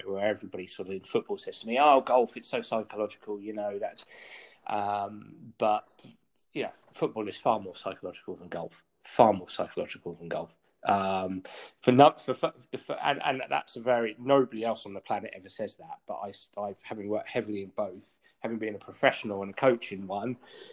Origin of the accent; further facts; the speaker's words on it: England, United Kingdom; being English